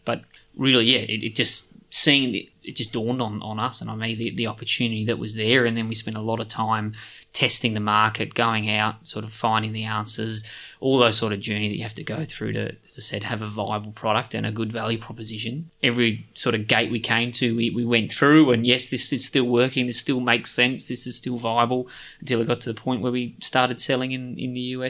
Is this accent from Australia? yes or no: yes; Australia; We're from Australia.